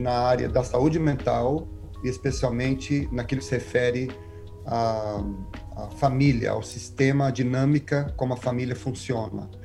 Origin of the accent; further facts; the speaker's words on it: Maringá, Paraná, Brazil; moved away as an adult; also born or lived in Cianorte, Paraná / Aracaju, Sergipe; now in Connecticut, United States; eu sou do Paraná, Nasci em Cianorte, fui criado em Maringá